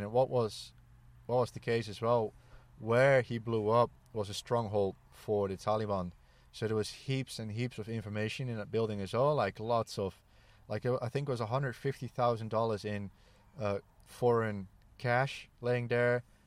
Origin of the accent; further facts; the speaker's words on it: Netherlands; born and raised in the Netherlands